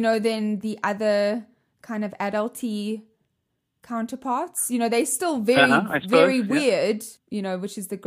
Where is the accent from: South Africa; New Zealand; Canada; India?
South Africa; moved away as an adult; now in United States; I come from, obviously, South Africa, as you can hear with my weird accent